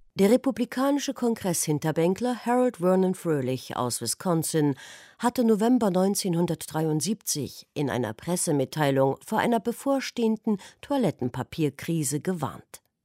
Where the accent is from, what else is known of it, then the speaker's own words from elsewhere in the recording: Thuringia, Germany; Ich komme aus Thüringen.